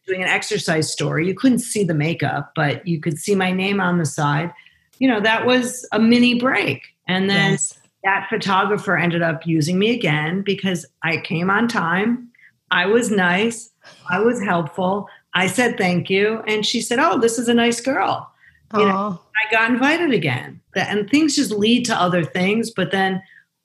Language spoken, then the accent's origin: English; Chicago, Illinois, United States; I grew up in Chicago in the suburbs, the oldest of three kids